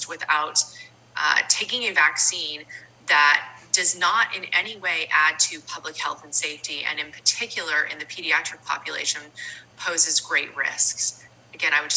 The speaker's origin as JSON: {"language": "English", "region": "California", "country": "United States", "tie": "born or raised there", "said": "I've always lived in the state of California"}